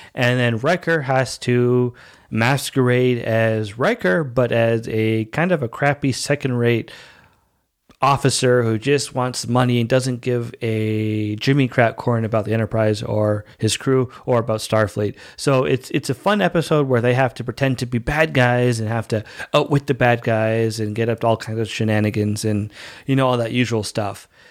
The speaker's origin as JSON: {"language": "English", "country": "Canada", "tie": "born or raised there", "also_born_or_lived": "Dominican Republic", "said": "I speak the language and I grew up here. So I'm basically Canadian"}